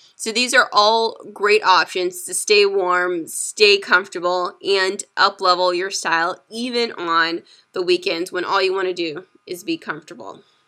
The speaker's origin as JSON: {"language": "English", "town": "San Diego", "region": "California", "country": "United States", "said": "I am from San Diego, California"}